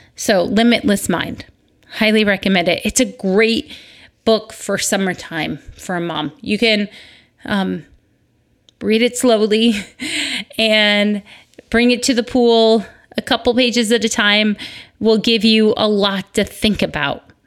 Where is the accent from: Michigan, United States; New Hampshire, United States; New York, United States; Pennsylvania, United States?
Michigan, United States; moved away; I grew up in Michigan